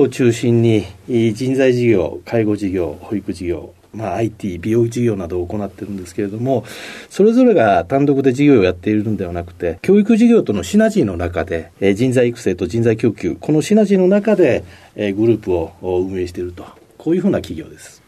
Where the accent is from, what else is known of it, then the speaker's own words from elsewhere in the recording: Kobe, Hyogo, Japan; 兵庫県神戸市です